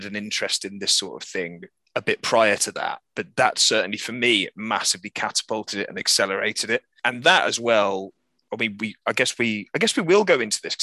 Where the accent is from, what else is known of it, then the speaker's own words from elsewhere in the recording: Birmingham, West Midlands, United Kingdom; now in Bristol, United Kingdom; I'm from Birmingham as well, where Mike and I met. I now live in Bristol